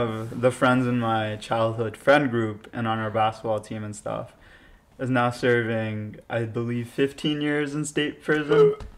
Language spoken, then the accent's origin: English; Pennsylvania, United States; I'm from Pennsylvania